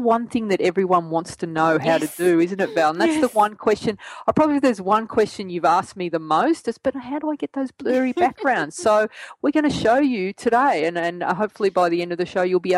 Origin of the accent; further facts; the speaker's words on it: Australia; accent: Australian; my Australian accent